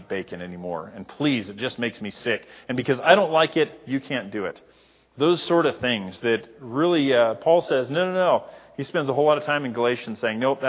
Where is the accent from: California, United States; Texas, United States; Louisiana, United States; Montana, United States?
Montana, United States; Libby; in the era that I grew up in, if you're from Libby, there's a stereotype there